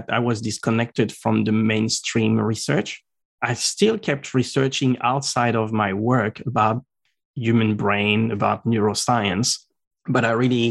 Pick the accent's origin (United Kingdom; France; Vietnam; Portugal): France; Normandy; first language French; English is a second language; moved away as an adult; also born or lived in Strasbourg, France; now in Brisbane, Australia; In France, I was born in Normandy. Mm-hmm. So I spent all until like the first part of uni there